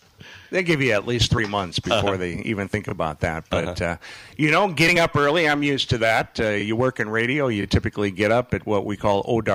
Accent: Fargo, North Dakota, United States; now in Holland, United States; we're from North Dakota. We're from Fargo originally.

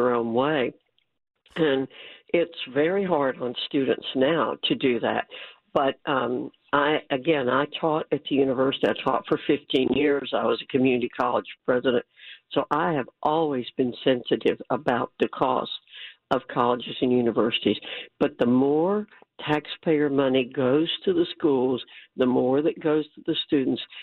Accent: New York, United States; moved away; I was born in New York

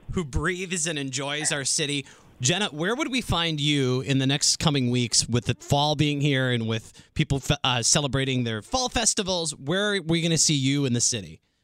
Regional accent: Wisconsin, United States; now in Milwaukee, United States; I'm from Wisconsin, but I used to work here about 10 years ago

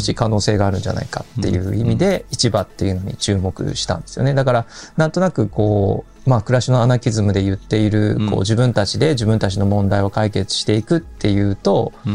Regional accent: Kumamoto, Japan; 私自身があの熊本市であの生まれ育ったんですが

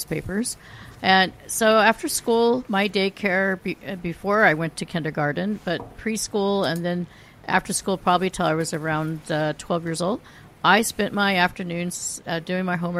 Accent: Silicon Valley, California, United States; I grew up in the Silicon Valley before it was called the Silicon Valley

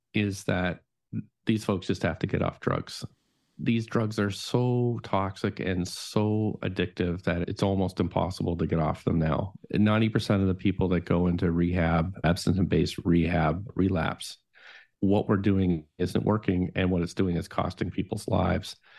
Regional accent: Nova Scotia, Canada; moved away; My family growing up in Nova Scotia, they are all prohibitionists

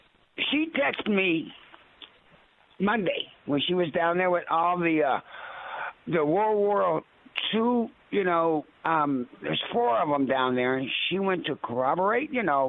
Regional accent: Pueblo, Colorado, United States; now in Denver, United States; we're all from Pueblo

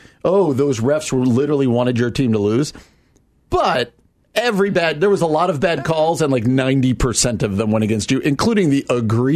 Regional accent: New Jersey, United States; I grew up in New Jersey.

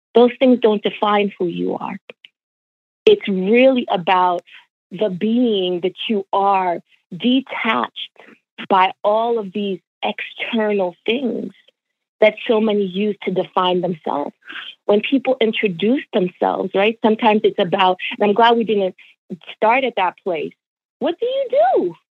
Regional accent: New York, United States; born or raised there; also born or lived in Jamaica

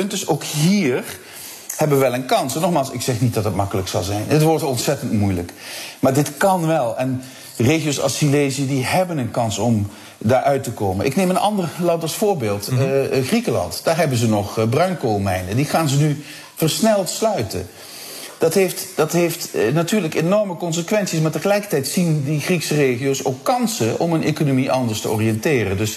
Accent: Heerlen, Limburg, Netherlands; Als ik aan mijn eigen regio eh, denk. Eh, ja, uh, Heerlen, Kerkrade, Brunsum

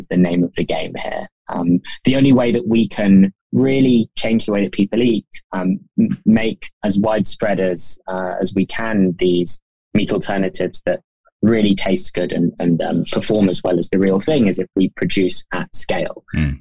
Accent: London, United Kingdom; I'm a Londoner, and so is my co-founder.

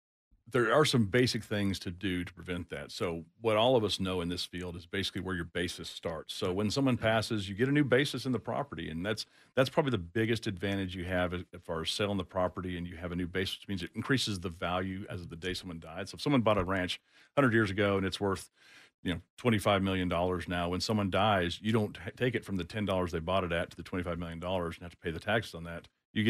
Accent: Austin, Texas, United States; I grew up in Austin. Went to Westwood High School.

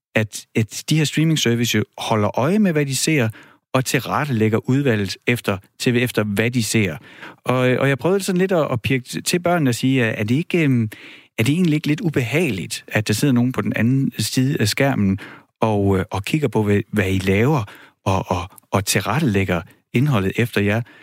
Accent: Horsens, Central Denmark Region, Denmark; jeg voksede op i Horsens

